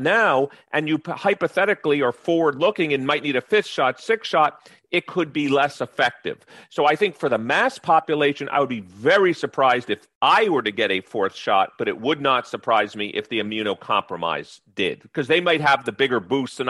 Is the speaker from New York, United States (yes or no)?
yes; New York, United States; moved away; I grew up in New York